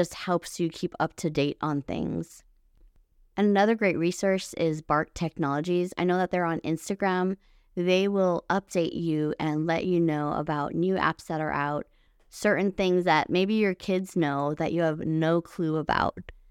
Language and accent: English; Hawaii, United States; moved away; I was born and raised in Hawaii and all of my family is still there